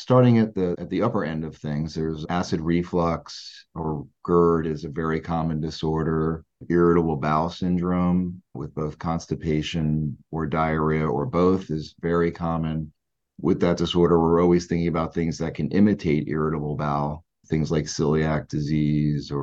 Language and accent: English; New Jersey, United States; also born or lived in New York / Philadelphia; I grew up in South Jersey, where I currently reside, and have been pretty local my whole life.